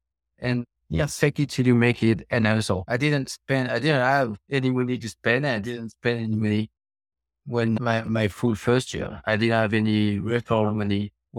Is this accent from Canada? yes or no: no; France; moved away as an adult; also born or lived in China / Hong Kong / Cambodia; now in United States; I was born in France.